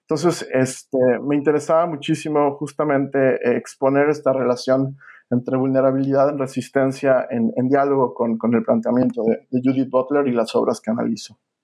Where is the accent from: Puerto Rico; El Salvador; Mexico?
Mexico; also born or lived in Villanova, Pennsylvania, United States; now in United States